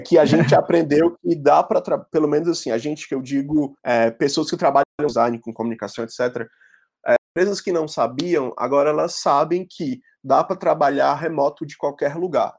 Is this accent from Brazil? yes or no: yes; Fortaleza, Ceará, Brazil; accent: cearense; moved away as an adult; now in São Paulo, Brazil; sou de Fortaleza.